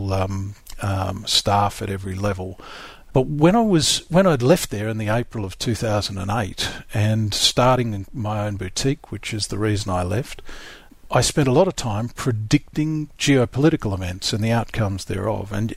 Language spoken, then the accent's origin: English; South Australia, Australia; I grew up in South Australia